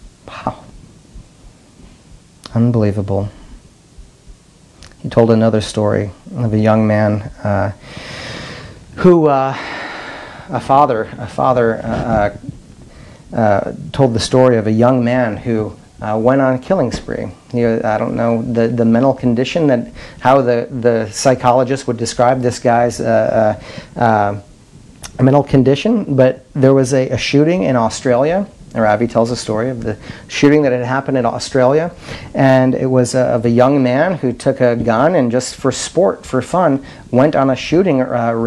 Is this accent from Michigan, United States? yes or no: no; Madison, South Dakota, United States; moved away; in Madison, my hometown